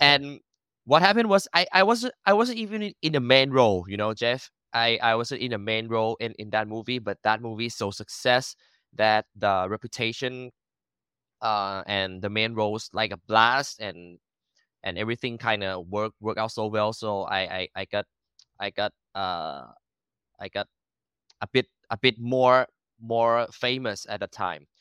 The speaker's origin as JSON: {"language": "English", "region": "Bangkok", "country": "Thailand", "tie": "born or raised there", "first_language": "Thai", "second_language": "English", "said": "I was born and raised in Bangkok"}